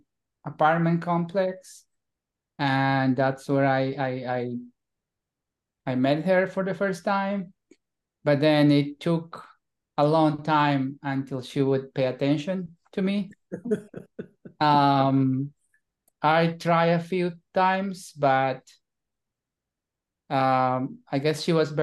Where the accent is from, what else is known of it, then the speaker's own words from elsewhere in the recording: Bolivia; moved away as an adult; now in United States; I am from Bolivia, South America. I've been here in the US now since 2001, so 22 years